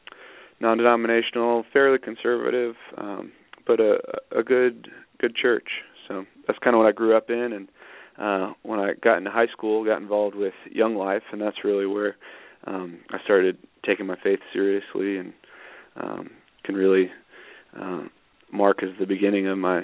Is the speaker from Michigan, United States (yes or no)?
no; Northampton, Massachusetts, United States; moved away as an adult; also born or lived in Washington; now in Boone, United States; So I was born in Washington State, and we moved to Northampton, Massachusetts when I was three. Northampton's in western Massachusetts. It's a little college town where Smith College is, and it's across the river from UMass and Amherst College